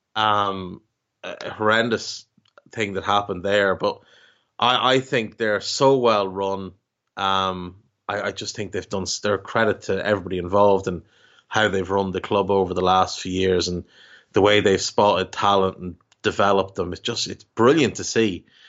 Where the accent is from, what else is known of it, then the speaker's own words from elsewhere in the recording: Ireland; as an Irishman